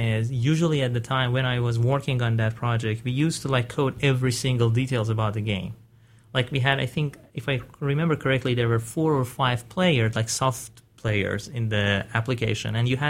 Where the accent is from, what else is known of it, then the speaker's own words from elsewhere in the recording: Iran; I'm originally from Iran, and the first time I started working with computers, it was in my third year of high school.